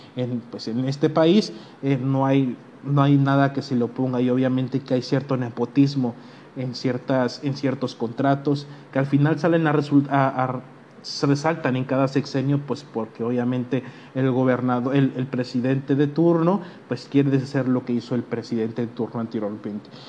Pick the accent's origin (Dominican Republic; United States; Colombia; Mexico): Mexico